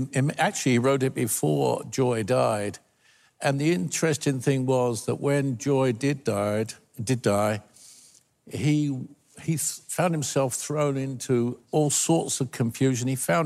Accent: United Kingdom; accent: British; I've got a British accent.

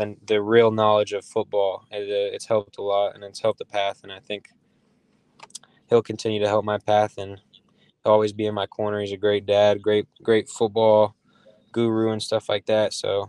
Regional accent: Arizona, United States; He lived in Arizona. I'm from Arizona.

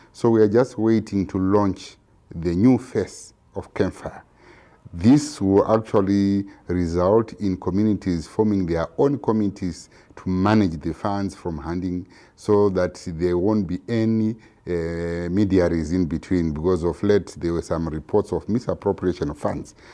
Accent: Zimbabwe; I'm from Zimbabwe

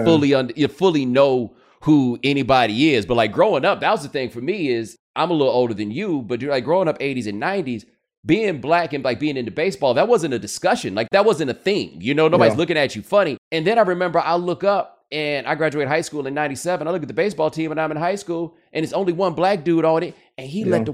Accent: Houston, Texas, United States; I grew up in Houston

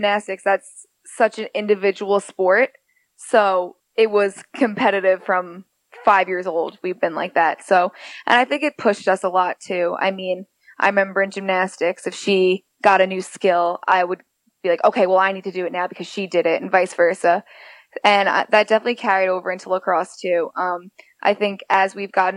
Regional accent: Mount Sinai, New York, United States; moved away as an adult; now in Gainesville, United States; I grew up in Mount Sinai, New York. It's on Long Island.

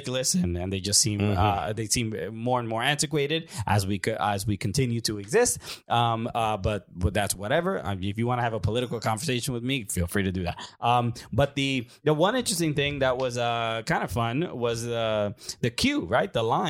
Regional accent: United States; But we're American

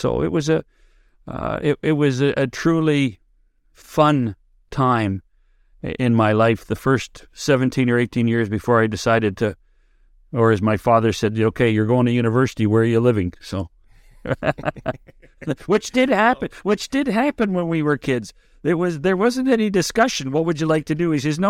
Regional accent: Oliver, British Columbia, Canada; I was born in Oliver, British Columbia, which is a little town of about 2,000 people, 13 miles from the Canada-U.S. border in the South Okanagan

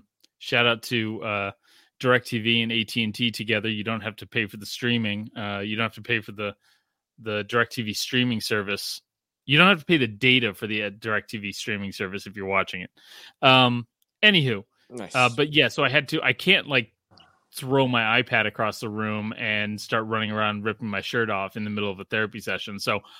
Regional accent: Australia; because I grew up in Australia, and like, can you do an Australian accent?

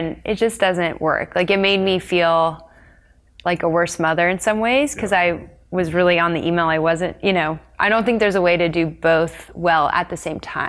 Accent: Texas, United States; also born or lived in Colorado; So I was born in Colorado and then we moved to Texas.

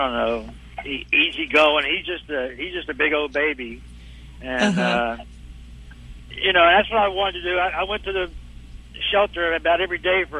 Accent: Dallas, Texas, United States; I'm from Dallas

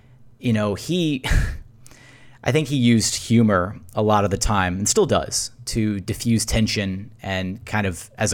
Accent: Houston, Texas, United States; I grew up in Meyerland near Hillcroft and Brayswood

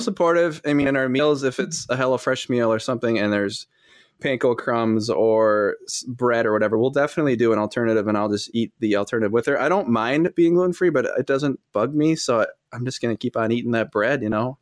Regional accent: Fond du Lac, Wisconsin, United States; I'm from Fond du Lac, Wisconsin.

